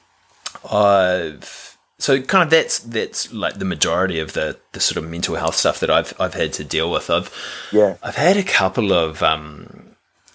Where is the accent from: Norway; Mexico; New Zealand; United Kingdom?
New Zealand; growing up in New Zealand